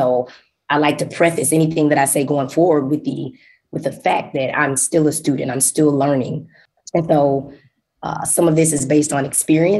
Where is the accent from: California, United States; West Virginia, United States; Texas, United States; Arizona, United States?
Texas, United States; Dallas; moved away as an adult; now in Urbana-Champaign, United States; born and raised in Dallas, Texas